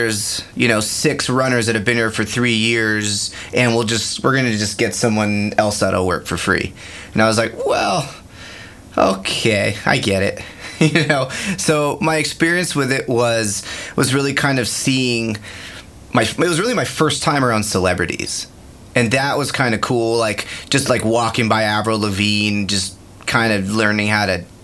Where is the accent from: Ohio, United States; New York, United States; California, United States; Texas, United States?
California, United States; San Francisco; moved away; I'm from San Francisco